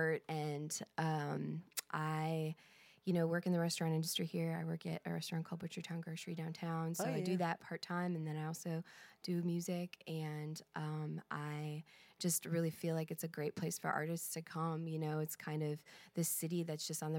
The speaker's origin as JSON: {"language": "English", "town": "Milwaukee", "region": "Wisconsin", "country": "United States", "tie": "born or raised there", "also_born_or_lived": "Chicago, Illinois", "moved": "as an adult", "lives_now": "Louisville, United States", "said": "I was born and raised in Milwaukee, Wisconsin, or just outside of Milwaukee, Wisconsin. And I lived there until I was about 22"}